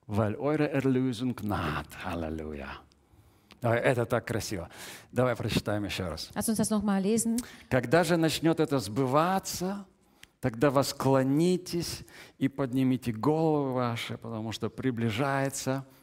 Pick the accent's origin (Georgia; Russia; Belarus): Russia; Я родился в России.